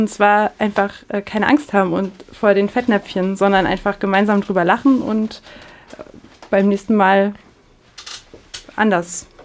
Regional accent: Paraná, Brazil; born there; German is a second language; now in Pomerode, Brazil; Ich bin, aus, ich bin in Paraná geboren und jetzt arbeite ich in Pomerode als Deutschlehrerin.

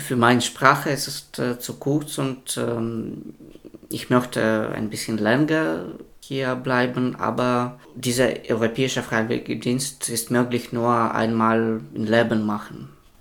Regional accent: Belarus; German is a second language; also born or lived in Szczecin, Poland; now in Greifswald, Germany; ich bin aus Belarus

